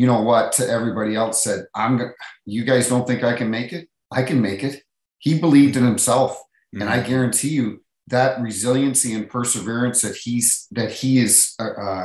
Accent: Saint John, New Brunswick, Canada; moved away; I grew up in St. John, New Brunswick

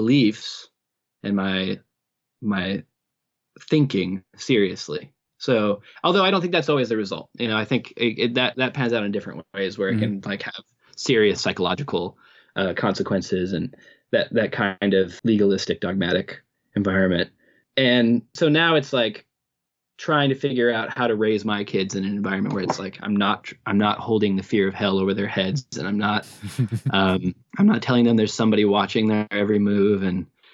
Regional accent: Midwest, United States; I was raised in the Midwest in a very conservative Baptist home

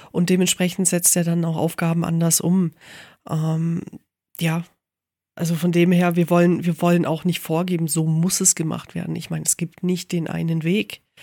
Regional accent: Bavaria, Germany; also ich komme aus dem Allgäu, natürlich ist Wien riesig für mich.

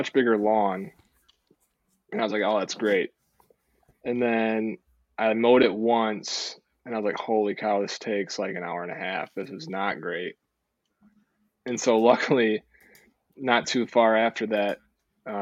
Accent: Zeeland, Michigan, United States; also born or lived in Holland, Michigan; Born and raised. Yeah. Zeeland, Michigan

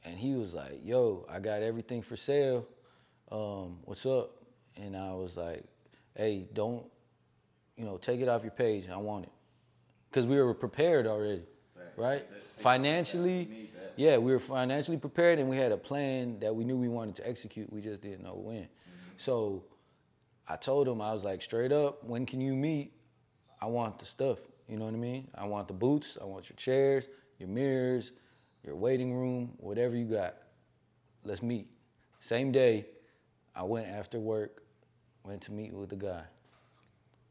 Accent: the Bay Area, California, United States; I grew up in the Bay

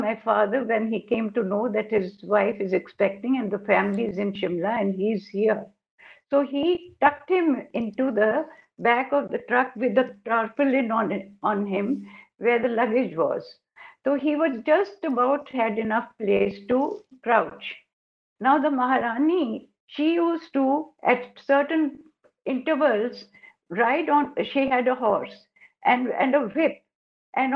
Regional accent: Lahore, Punjab, Pakistan; now in New Delhi, India; I come from Lahore. We lived in Lahore.

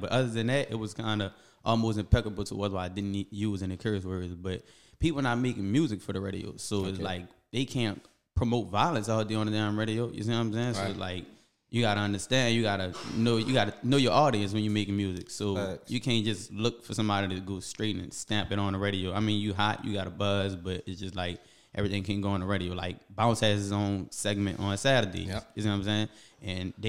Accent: New Orleans, Louisiana, United States; Hollygrove. I'm from Hollygrove

